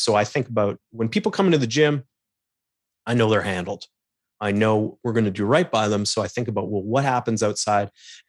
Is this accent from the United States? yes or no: no; Calgary, Alberta, Canada; now in Toronto, Canada; I moved back to Toronto. I'm originally from Calgary out west